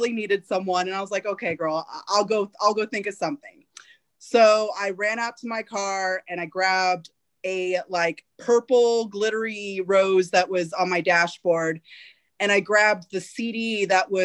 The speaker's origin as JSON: {"language": "English", "town": "Fresno", "region": "California", "country": "United States", "tie": "born or raised there", "said": "I started all of it in my hometown, Fresno."}